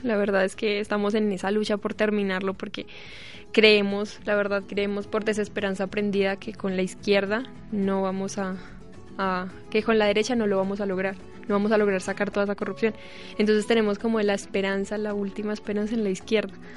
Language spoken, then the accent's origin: Spanish; Colombia; soy de allá